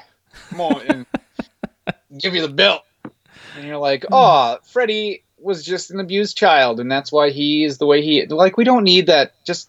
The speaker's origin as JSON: {"language": "English", "town": "Peace River", "region": "Alberta", "country": "Canada", "tie": "born or raised there", "said": "I grew up in Peace River"}